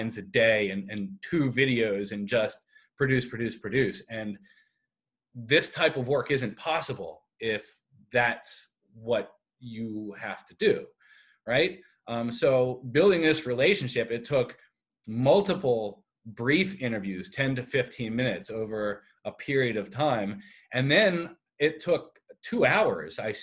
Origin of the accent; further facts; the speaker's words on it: Philadelphia, Pennsylvania, United States; moved away as an adult; now in Buffalo, United States; I'm from Philadelphia originally